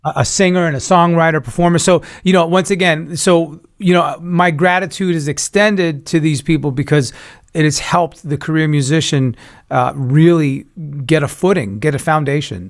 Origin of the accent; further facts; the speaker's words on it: New York, United States; I'm from New York. I'm originally a Cuban Italian New Yorker